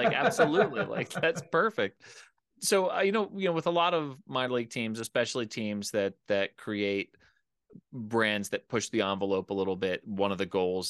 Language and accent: English; Philadelphia, Pennsylvania, United States; now in Colorado, United States; I'm originally from Philadelphia. I live in Colorado now.